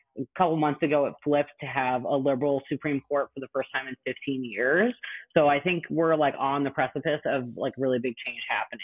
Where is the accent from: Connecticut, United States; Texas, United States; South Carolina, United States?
Connecticut, United States; moved away as an adult; also born or lived in Massachusetts / Philadelphia, Pennsylvania; now in Madison, United States; So I grew up in Connecticut in a commuter town to New York City, like 45 minutes outside the suburbs. And I was in Connecticut up until I was 18. I went to college in Massachusetts at Mount Holyoke and spent 10 years in Philadelphia.